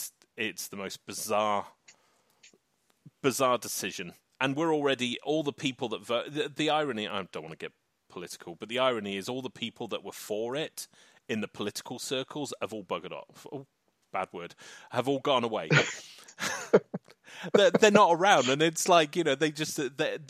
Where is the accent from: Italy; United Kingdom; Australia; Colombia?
United Kingdom; England; So I'm an Englishman. I am from the UK, which is the United Kingdom, but I'm an Englishman